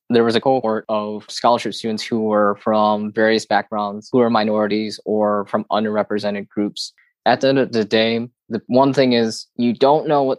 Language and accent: English; Midwest, United States; And so for me, growing up in the Midwest, I feel lucky because I haven't noticed this as much in regards to discrimination